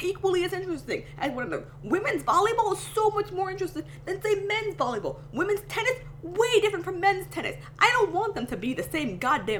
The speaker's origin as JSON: {"language": "English", "region": "New York", "country": "United States", "said": "being a New Yorker, being a Kings fan."}